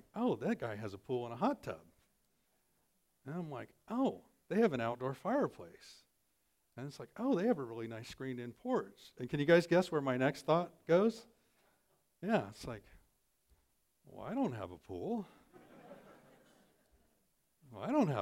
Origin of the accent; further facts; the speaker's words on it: American Midwest, United States; proud American Midwesterners